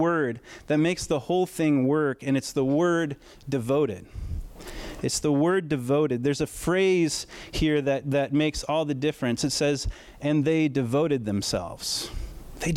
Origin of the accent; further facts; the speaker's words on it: United States; we're American